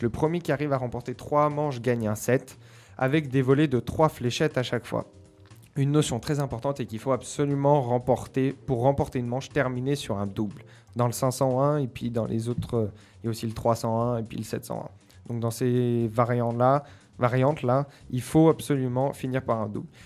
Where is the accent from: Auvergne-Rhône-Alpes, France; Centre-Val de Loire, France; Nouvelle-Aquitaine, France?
Auvergne-Rhône-Alpes, France; Mont Jura; je suis un enfant du Jura, enfin du Mont Jura